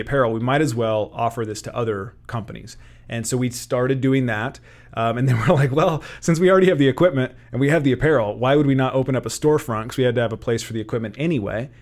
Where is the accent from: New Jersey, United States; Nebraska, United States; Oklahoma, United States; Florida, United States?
Nebraska, United States; Kearney; grew up in Kearney, Born and raised